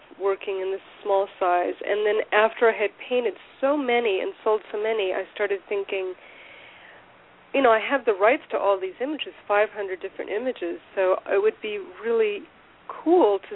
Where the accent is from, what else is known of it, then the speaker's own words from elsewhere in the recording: Southern California, United States; moved away as an adult; also born or lived in Portland, Maine / San Angelo, Texas; I grew up in Southern California